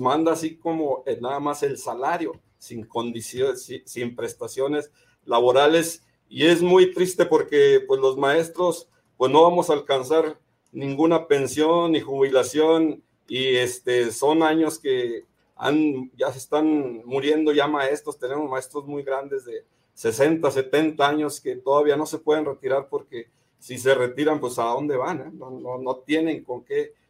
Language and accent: Spanish; Gómez Palacio, Durango, Mexico; soy de acá de Gómez Palacio, de la comarca de la Linera